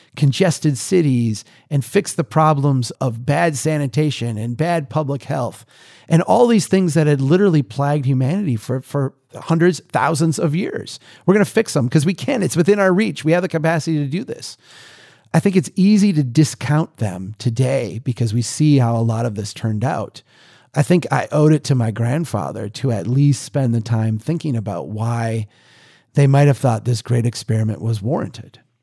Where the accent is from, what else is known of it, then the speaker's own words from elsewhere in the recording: Minnesota, United States; we here in, in my home state